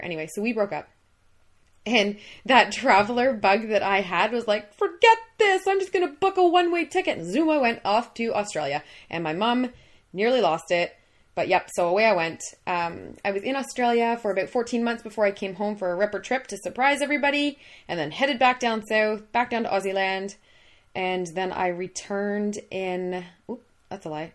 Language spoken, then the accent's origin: English; Minden, Ontario, Canada; born and raised in Minden